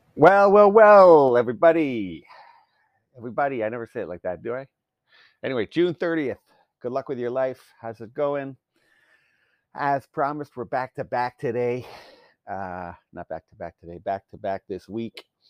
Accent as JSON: {"language": "English", "country": "Canada", "said": "I'm Canadian."}